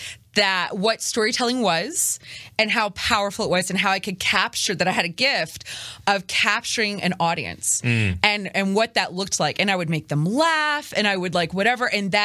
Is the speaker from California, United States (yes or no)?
no; Natchitoches, Louisiana, United States; moved away; also born or lived in Houston, Texas; I was in northern Louisiana, so Natchitoches.